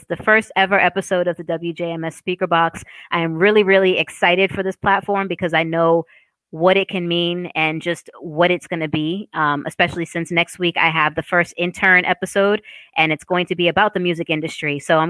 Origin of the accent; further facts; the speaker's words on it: Boston, Massachusetts, United States; accent: Boston; So I lost my Boston accent in college on purpose because Sade and other people like her were making fun of me for my accent.